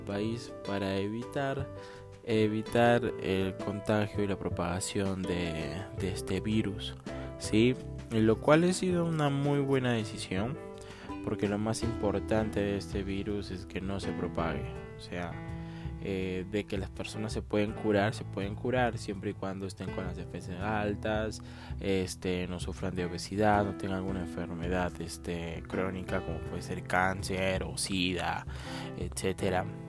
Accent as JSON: {"language": "Spanish", "region": "Arequipa", "country": "Peru", "said": "yo soy de Arequipa, Perú"}